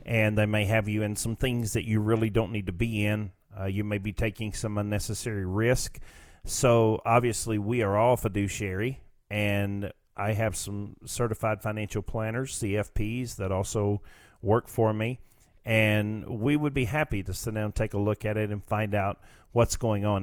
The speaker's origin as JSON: {"language": "English", "country": "United States", "said": "we as a, as the American people"}